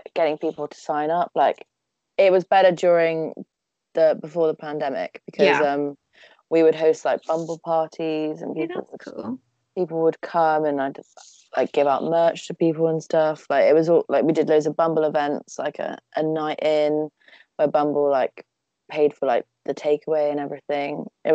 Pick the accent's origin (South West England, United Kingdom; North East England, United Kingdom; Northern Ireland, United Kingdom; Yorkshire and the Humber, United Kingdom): South West England, United Kingdom; Cheltenham; also born or lived in Nottingham; I've lived in Cheltenham since I was born.